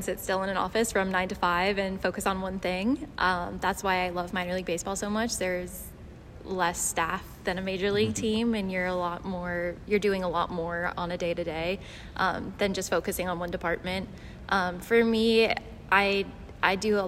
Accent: New York, United States; moved away as an adult; also born or lived in Arkansas; now in Bradenton, United States; I grew up in New York, and my family are still the Yankee fans

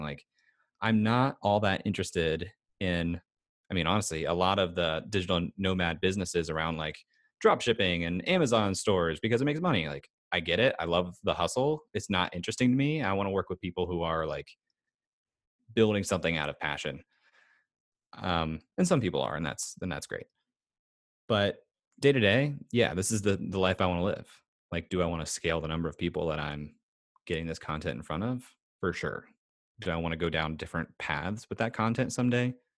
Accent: United States; especially as an American

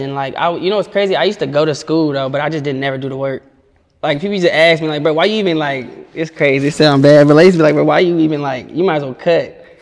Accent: Oakland, California, United States; I'm from East Oakland, 94th and Peach

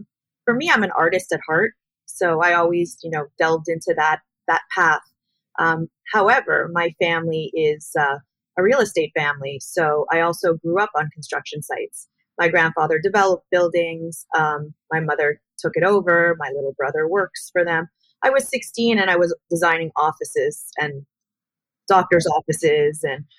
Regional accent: Miami Beach, Florida, United States; also born or lived in Montreal, Canada; moved down here to Florida permanently, which I grew up in Miami Beach and Montreal.

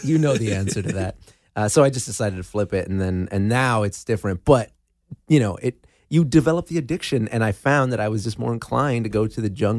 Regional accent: Azusa, California, United States; now in Los Angeles, United States; Azusa, West Covina area. Yeah, the San Gabriel Valley is my hometown. And but then I moved to L.A. about, you know, like L.A. proper about four or five years ago.

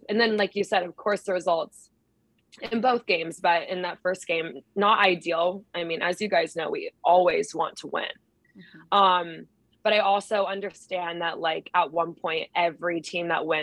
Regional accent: Idaho, United States; moved away as an adult; also born or lived in Chicago / Houston; now in Tacoma, United States; I'm from Idaho

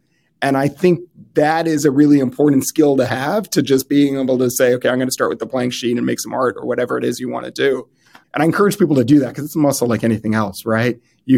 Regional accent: Midwest, United States; And I came from the Midwest

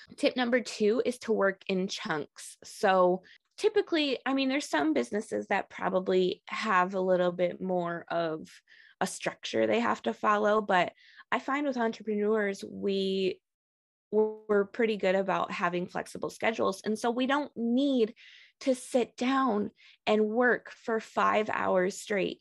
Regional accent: Michigan, United States; moved away as an adult; also born or lived in Texas; I'm actually originally from Michigan

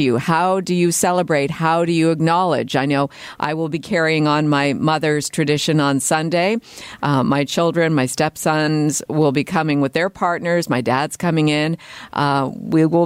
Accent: Canada; born or raised there

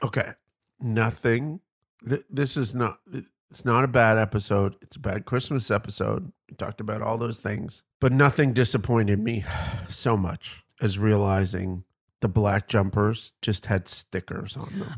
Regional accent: Canada; I come from Canada, the land of lakes

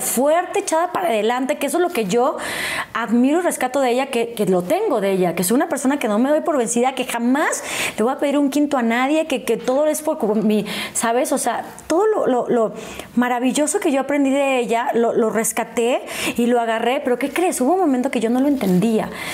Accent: El Pueblito, Querétaro, Mexico; yo crecí en Querétaro

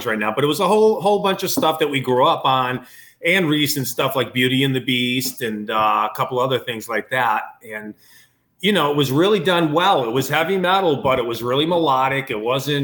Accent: Connecticut, United States; moved away; I'm from Connecticut

